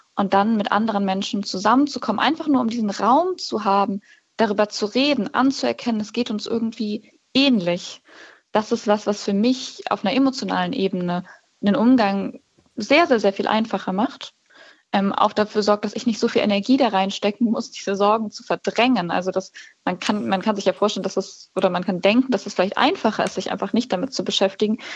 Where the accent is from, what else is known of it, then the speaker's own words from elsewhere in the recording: Cologne, North Rhine-Westphalia, Germany; ich komme ja aus Köln